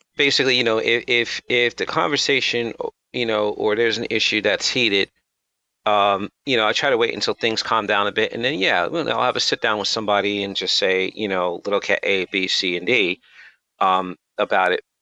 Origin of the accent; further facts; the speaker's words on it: United States; I'm American, I'm black